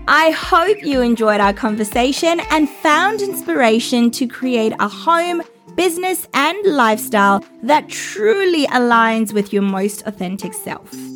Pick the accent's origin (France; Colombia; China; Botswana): Botswana; now in Australia; I'm from Botswana